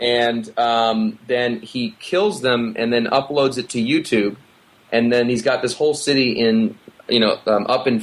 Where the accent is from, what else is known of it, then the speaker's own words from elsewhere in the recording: Minneapolis, Minnesota, United States; I grew up in Minneapolis